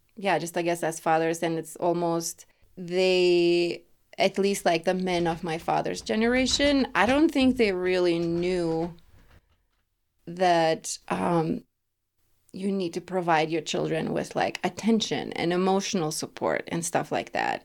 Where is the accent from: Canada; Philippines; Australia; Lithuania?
Lithuania; English is a second language; now in Denver, United States; growing up in Lithuania with a single mom